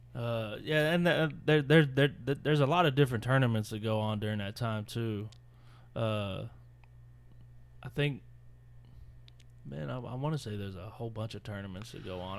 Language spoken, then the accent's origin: English; Mesquite, Texas, United States; I still think I'm from Mesquite